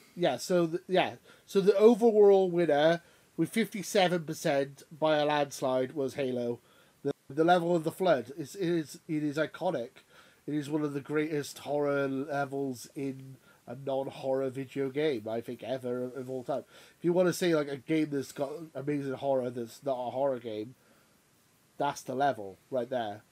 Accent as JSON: {"language": "English", "country": "United Kingdom", "said": "we're not Americans, we're British"}